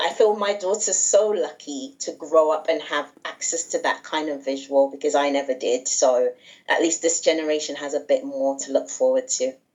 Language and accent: English; England, United Kingdom; also born or lived in Nigeria; my mom's from Nigeria, yes. and my dad's British, but I say I'm I'm I'm from England and Nigeria